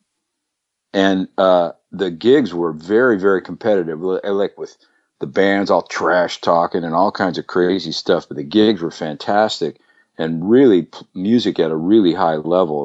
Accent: Pleasanton, California, United States; also born or lived in Oakland, California / Livermore, California; I was born in Oakland, grew up in Pleasanton, California

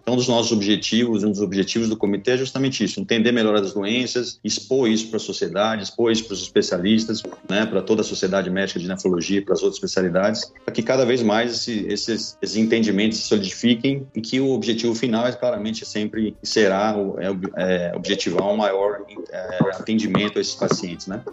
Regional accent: São Paulo, Brazil; now in Feira de Santana, Brazil; sou, sou, sou paulista

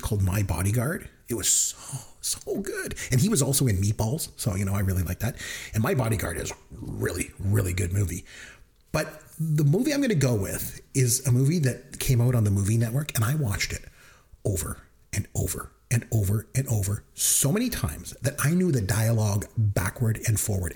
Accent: Canada; we're from Canada and it's cold

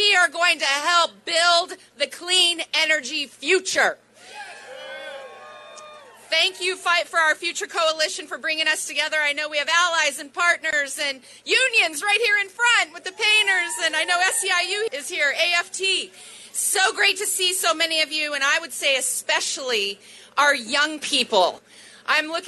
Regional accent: Oregon, United States; I grew up in Oregon, way out on the West Coast.

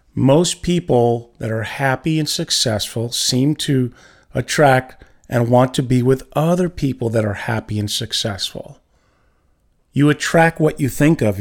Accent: New York, United States; I'm from New York

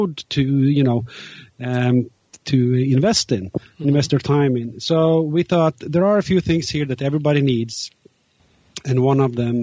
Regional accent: Norway; now in New York, United States; I'm from Norway, but I'm currently located in New York.

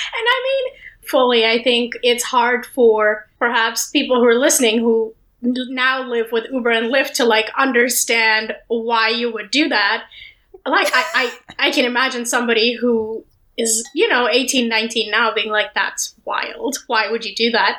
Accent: Delhi, India; moved away as an adult; also born or lived in Los Angeles; when I was growing up in Delhi

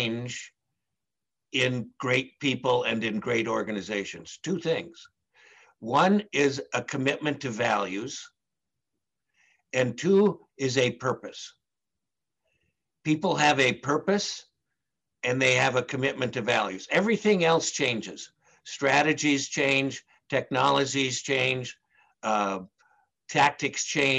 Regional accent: Minneapolis, Minnesota, United States; I'm from Minneapolis.

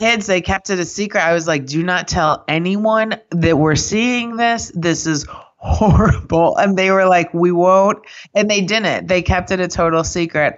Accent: Kansas City, United States; now in New York, United States; I grew up in Kansas City

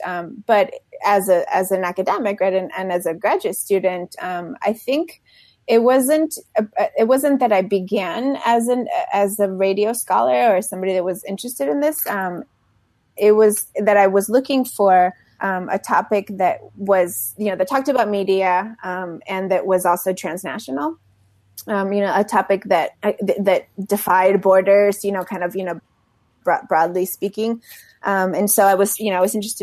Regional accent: Mexico City, Mexico; moved away; also born or lived in Texas / Delaware; When I was growing up in Mexico City, I went to elementary school there.

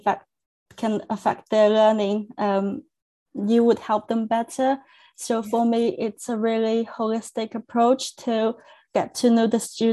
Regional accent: China; first language Chinese; English is a second language; moved away as an adult; now in United Kingdom; So my first language is Chinese. I'm from China and I came to UK to study.

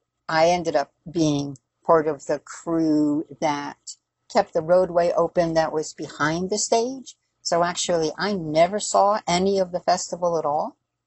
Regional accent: New York, United States; I am from New York

